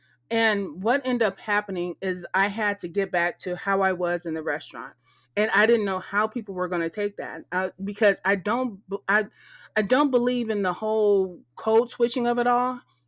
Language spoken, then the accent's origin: English; Texas, United States; because my mama knew I'm from Texas, but soon as I started owning that whole vibe